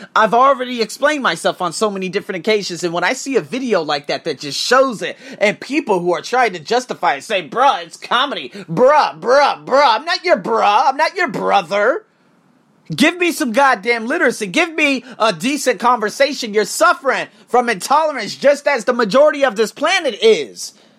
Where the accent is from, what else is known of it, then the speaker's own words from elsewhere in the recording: United States; I'm American